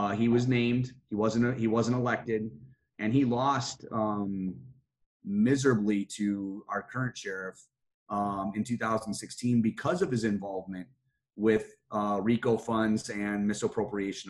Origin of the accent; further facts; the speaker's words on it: just outside of Detroit, Michigan, United States; now in Pima County, Arizona, United States; Where I grew up was just outside of Detroit, Michigan.